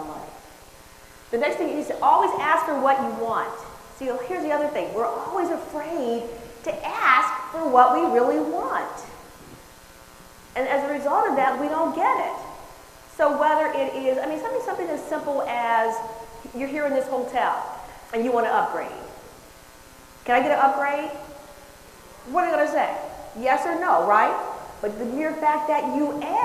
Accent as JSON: {"language": "English", "town": "Chicago", "region": "Illinois", "country": "United States", "also_born_or_lived": "San Francisco Bay Area, California", "moved": "yes", "said": "I'm from Chicago"}